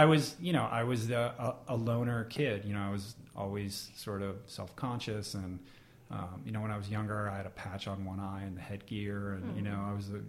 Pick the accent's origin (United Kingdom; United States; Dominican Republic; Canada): United States; Washington, District of Columbia; Washington, D.C.